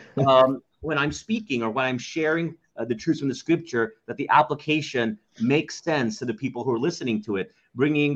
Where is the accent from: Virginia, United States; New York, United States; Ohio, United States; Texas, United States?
Texas, United States; Dallas; moved away as an adult; now in Philippines; our home city, which I grew up in Dallas, Texas